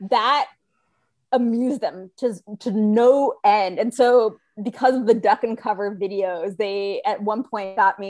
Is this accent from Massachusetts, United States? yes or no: no; Rhode Island, United States; now in Texas, United States; I grew up in Rhode Island